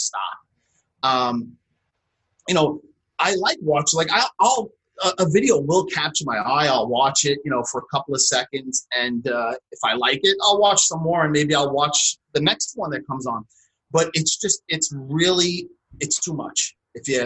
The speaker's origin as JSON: {"language": "English", "town": "New York City", "region": "New York", "country": "United States", "said": "from Staten Island, New York"}